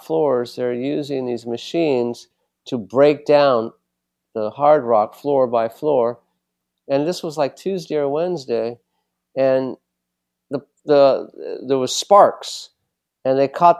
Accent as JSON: {"language": "English", "town": "Los Angeles", "region": "California", "country": "United States", "tie": "born or raised there", "said": "I am from LA. I was born and raised. Where did you grow up? I grew up in West Los Angeles area."}